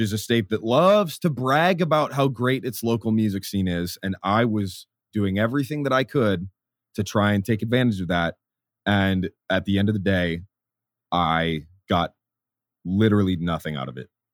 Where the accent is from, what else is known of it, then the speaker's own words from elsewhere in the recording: Minnesota, United States; also born or lived in St. Paul, Minnesota; now in San Diego, United States; I grew up in Minnesota